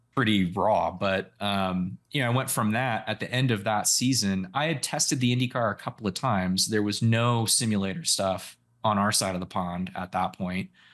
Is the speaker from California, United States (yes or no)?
yes; Sausalito, California, United States; Northern California, so I grew up in the Bay Area.